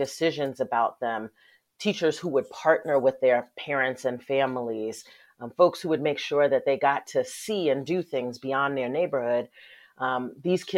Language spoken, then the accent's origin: English; Westchester County, New York, United States; I grew up in Westchester County, which is one of the wealthiest counties in the country.